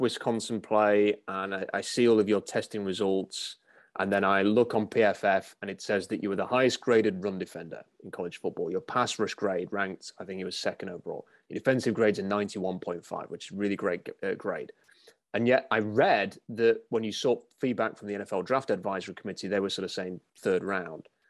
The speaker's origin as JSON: {"language": "English", "country": "United Kingdom", "said": "someone who's from the U K"}